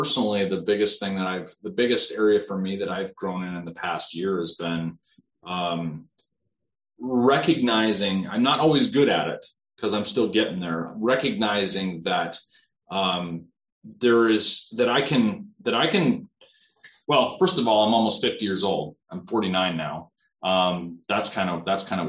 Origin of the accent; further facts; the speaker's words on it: South Dakota, United States; I grew up in South Dakota